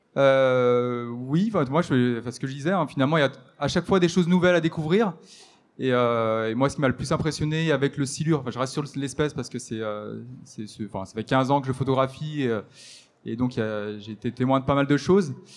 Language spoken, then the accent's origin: French; the Alps, France; je suis originaire des Alpes